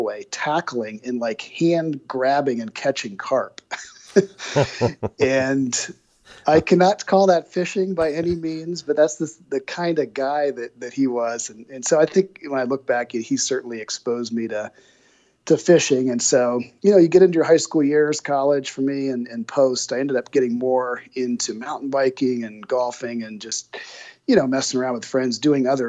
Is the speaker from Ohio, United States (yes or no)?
yes; Springfield, Ohio, United States; moved away as an adult; also born or lived in Bloomington, Indiana; I grew up in Springfield, Ohio, kind of a blue collar, middle class town